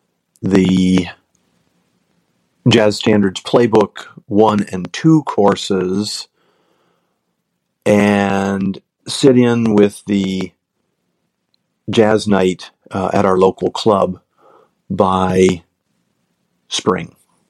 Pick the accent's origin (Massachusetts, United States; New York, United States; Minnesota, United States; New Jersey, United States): Minnesota, United States; St. Cloud; I'm from St. Cloud, Minnesota, and I play the upright bass.